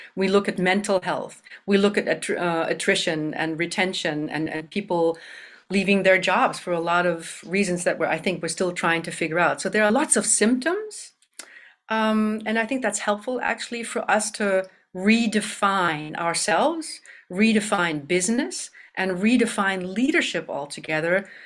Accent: Germany; moved away as an adult; also born or lived in Canada; now in Madison, United States; I was born in Canada and raised in Germany

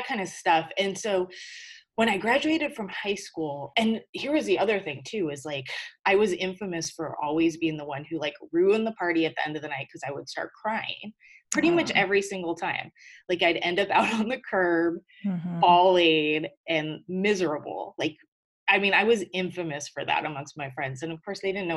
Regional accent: Whittier, California, United States; also born or lived in Hawaii / San Diego, California; we lived in LA in a town called Whittier, which is like, I consider my hometown

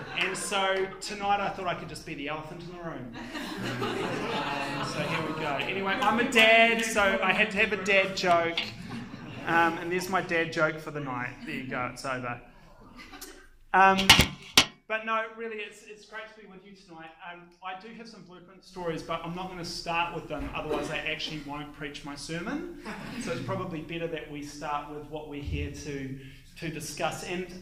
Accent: Palmerston North, Manawatū-Whanganui, New Zealand; in the 1980s, where I grew up in Palmerston North, my street in Palmerston North

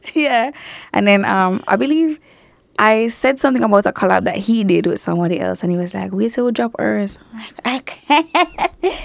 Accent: Mandeville, Manchester, Jamaica; growing up in Manchester

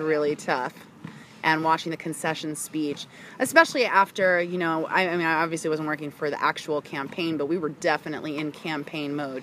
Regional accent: outside Philadelphia, Pennsylvania, United States; moved away; also born or lived in Washington, District of Columbia, United States; I was born and raised outside of Philadelphia, Pennsylvania. Okay Allentown ish

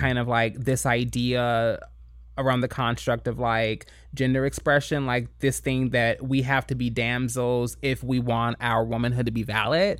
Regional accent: Kentucky, United States; moved away; I grew up in Kentucky. I grew up in the Bible Belt

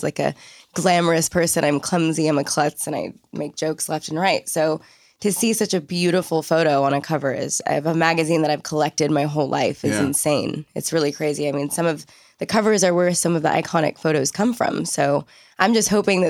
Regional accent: Southern California, United States; also born or lived in Malibu / Ventura; I'm born and raised native Southern California

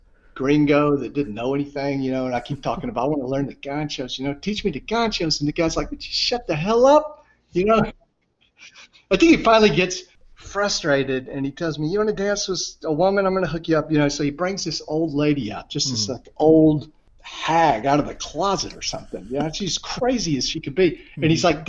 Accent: the Deep South, United States; also born or lived in Buenos Aires; I'm from the Deep South and the Old South too

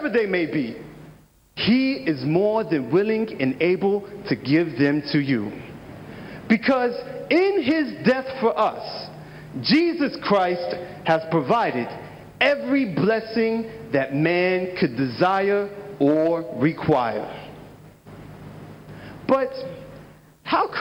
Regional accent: United States; I'm from the United States of America.

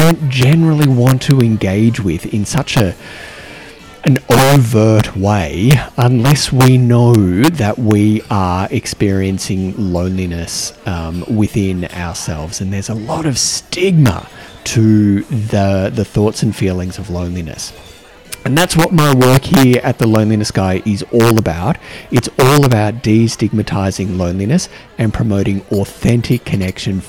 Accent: Australia; accent: Australian; my Australian accent

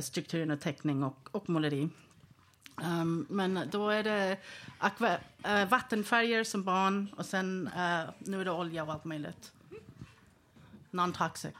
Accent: Sweden; jag var född i Sverige

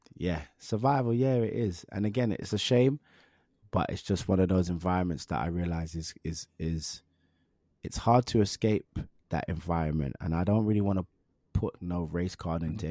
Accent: London, United Kingdom; also born or lived in Willesden / Harlesden; I'm from Northwest London. I grew up in Northwest London

